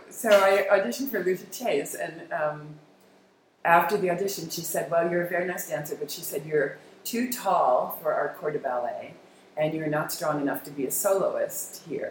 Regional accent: Westchester County, New York, United States; I started teaching in a little dance studio in my hometown in Westchester

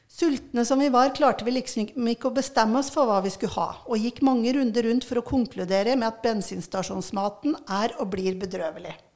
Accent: Raufoss, Innlandet, Norway; vært mye på Raufoss, der jeg er ifra

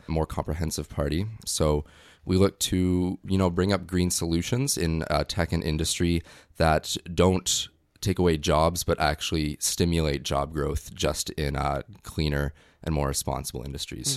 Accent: North Vancouver, British Columbia, Canada; moved away as an adult; now in Victoria, Canada; I'm originally from North Vancouver, just came to Victoria for school

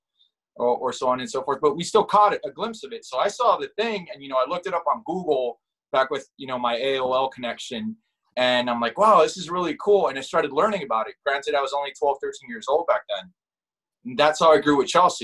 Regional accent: Guadalajara, Jalisco, Mexico; also born or lived in Montebello, California; now in Los Angeles, United States; I was born in Guadalajara, I was born into it

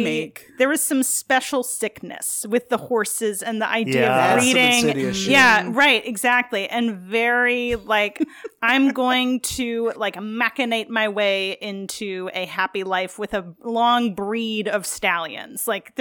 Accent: New York, United States; I'm from New York.

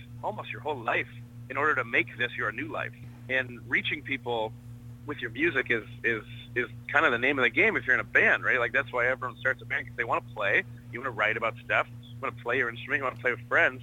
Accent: Canada; being from Canada

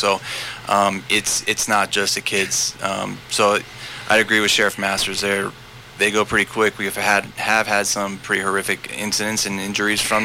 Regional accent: San Diego, California, United States; moved away; I grew up in San Diego in the late 90s

